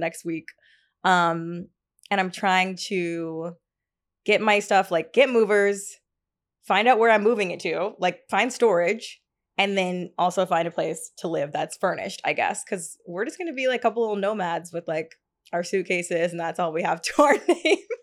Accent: Tennessee, United States; also born or lived in Hackensack, New Jersey / Atlanta, Georgia; now in Brooklyn, United States; I was actually born there in Hackensack, but I only lived there for, like, literally a week, and then my family moved to Tennessee.

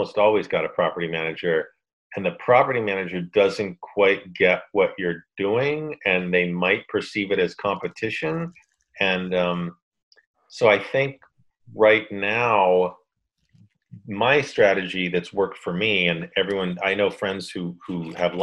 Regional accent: Boston, Massachusetts, United States; moved away; I grew up in Boston

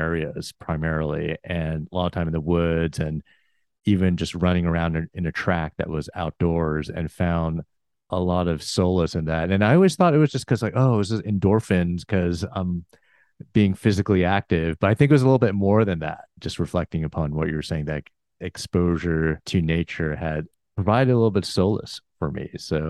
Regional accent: Chicago, Illinois, United States; I was born in the Chicago area. My parents immigrated from Korea.

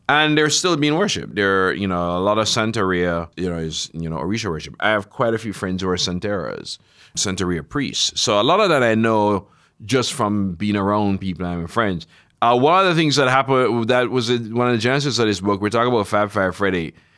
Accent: Jamaica; I grew up in Jamaica, basically absorbing America all my life

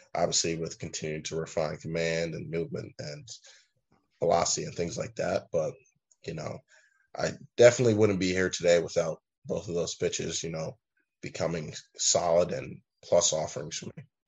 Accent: New York, United States; growing up in New York

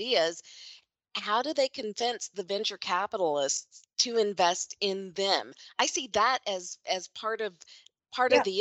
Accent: Kentucky, United States; Kentucky, like my home state

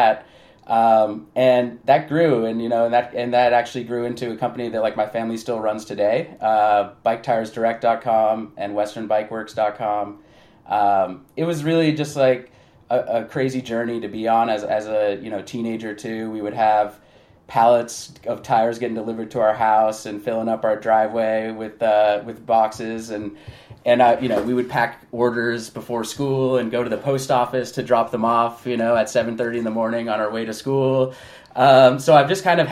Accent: Bay Area, California, United States; now in Los Angeles, United States; I grew up in the Bay Area, even though I am in LA now

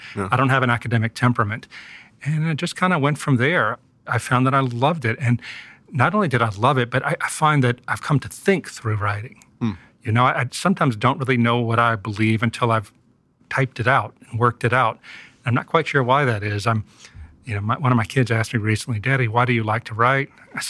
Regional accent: the South, United States; To answer your question, though, and being a Southerner, I'm going to take these long digressions.

